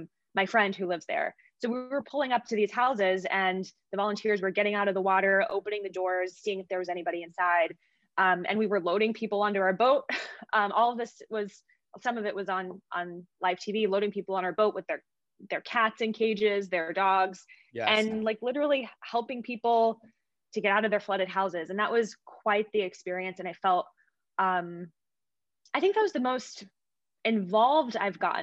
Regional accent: Pensacola, Florida, United States; moved away as an adult; now in Boston, United States; I'm from Pensacola, Florida originally

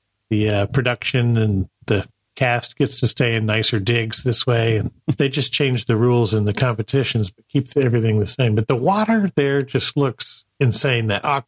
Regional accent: Marshall Islands; Yes, I grew up in the Marshall Islands, which is somewhere between Asia and Australia, out there in the very South Pacific, near the Breadfruit Islands.

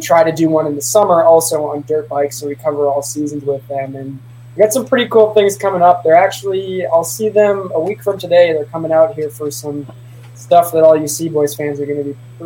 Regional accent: Minnesota, United States; moved away; I was originally from Minnesota

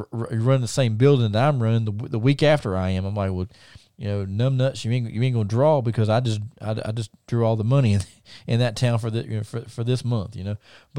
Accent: Thomasville, North Carolina, United States; my hometown of Thomasville

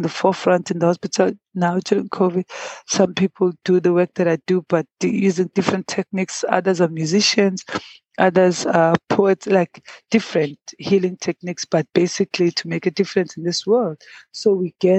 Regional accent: Pietermaritzburg, KwaZulu-Natal, South Africa; I grew up in Pietermaritzburg in Imbali Township

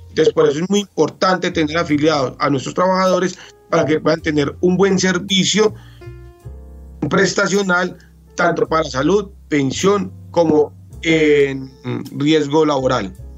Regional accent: Calarcá, Quindío, Colombia; also born or lived in Armenia, Colombia; yo soy del departamento del Quindío, oriundo nacido en la municipalidad de Calarcá

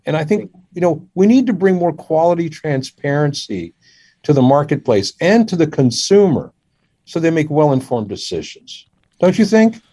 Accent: Washington, District of Columbia, United States; also born or lived in India; I grew up in the Washington D.C. area

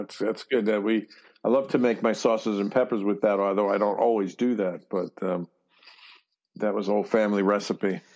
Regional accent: New York City, New York, United States; moved away; we're all from Brooklyn

